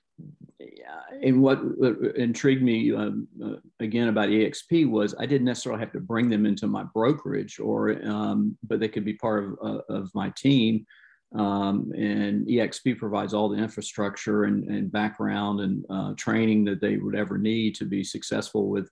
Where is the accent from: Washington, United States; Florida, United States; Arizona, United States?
Florida, United States; Jacksonville; I was born and raised here in the Jacksonville metro area here at the beach